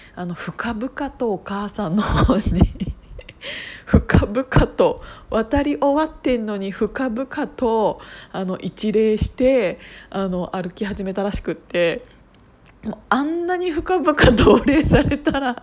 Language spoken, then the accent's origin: Japanese; Kiryu, Gunma, Japan; 群馬県桐生市の、うんと、再生計画ということで私の地元